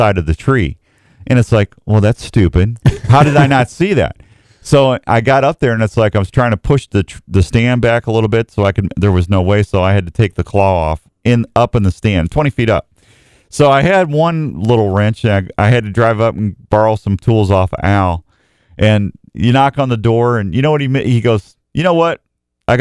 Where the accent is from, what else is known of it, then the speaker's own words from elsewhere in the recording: Missouri, United States; moved away; I'm from Missouri